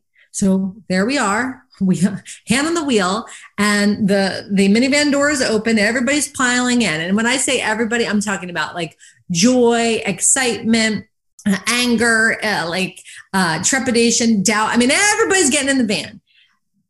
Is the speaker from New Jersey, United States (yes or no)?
yes; New Jersey, United States; I'm from New Jersey